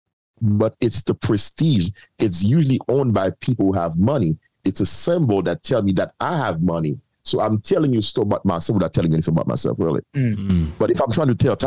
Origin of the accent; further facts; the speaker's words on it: Haiti; I'm from Haiti